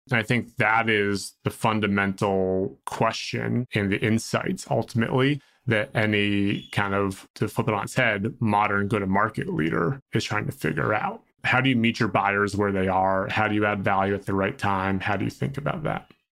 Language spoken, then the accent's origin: English; Boston, Massachusetts, United States; I'm from Boston